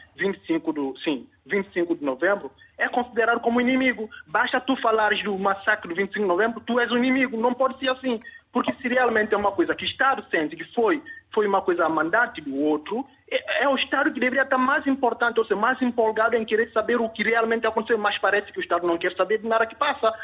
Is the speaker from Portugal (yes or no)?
no; São Tomé & Príncipe; nós como santomenses